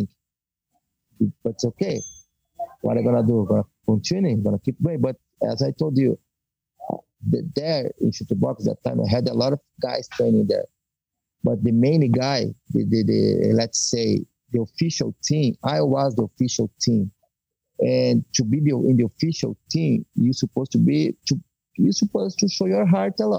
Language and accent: English; Paranaguá, Paraná, Brazil; English is a second language; moved away as an adult; now in United States; I went back to my hometown. I know the guys, the political guys in my town. I started to make my own tournament called was Paranaguá Fight.